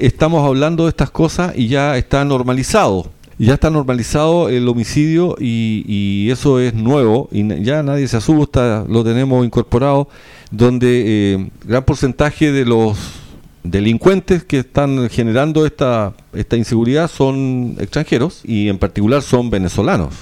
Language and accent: Spanish; Chile